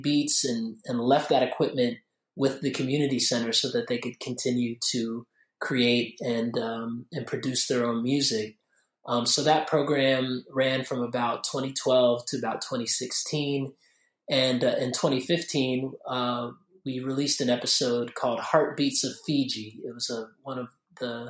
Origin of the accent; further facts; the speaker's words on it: Durham, North Carolina, United States; I'm based here in Durham, North Carolina, in the southern city of Durham, and was born and raised here